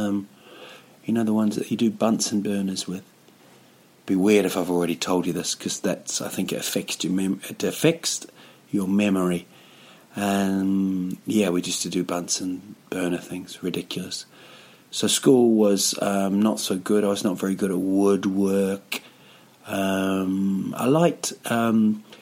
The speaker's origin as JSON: {"language": "English", "town": "Rotorua", "region": "Bay of Plenty", "country": "New Zealand", "tie": "born or raised there", "moved": "as an adult", "lives_now": "Stockholm, Sweden", "said": "it's my hometown, a place called Rotorua"}